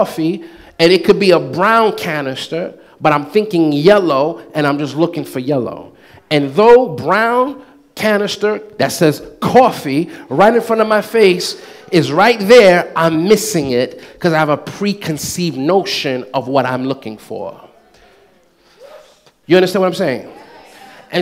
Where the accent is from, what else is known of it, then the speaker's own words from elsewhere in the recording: United States; I'm Black American too, because I was born in this country, but I came from a Haitian background.